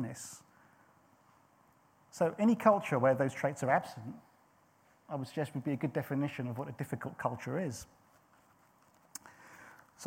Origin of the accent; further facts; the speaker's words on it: St Albans, East of England, United Kingdom; moved away; also born or lived in Belgium; even though I was born and raised in England and in Hertfordshire